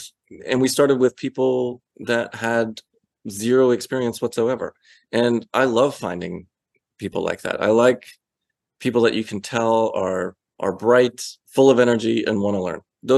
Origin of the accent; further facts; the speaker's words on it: Atlanta, Georgia, United States; And it was like, actually, we're from Atlanta.